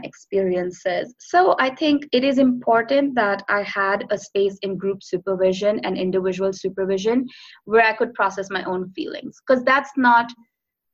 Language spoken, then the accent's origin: English; India; moved away as an adult; I come from India